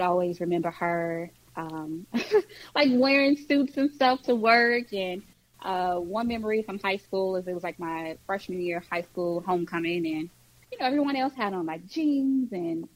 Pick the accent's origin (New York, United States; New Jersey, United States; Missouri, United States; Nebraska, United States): Missouri, United States; St. Louis; moved away as an adult; now in Texas, United States; Born and raised in St. Louis